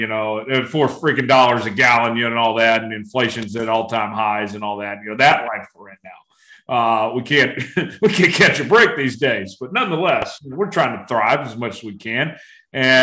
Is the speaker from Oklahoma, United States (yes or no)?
yes; Broken Arrow, Oklahoma, United States; moved away; where I went to school, Broken Arrow